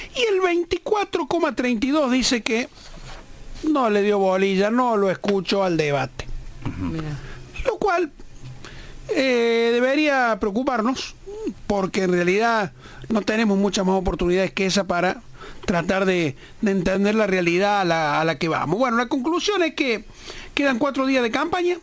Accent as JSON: {"language": "Spanish", "country": "Argentina", "said": "nos espera como argentino"}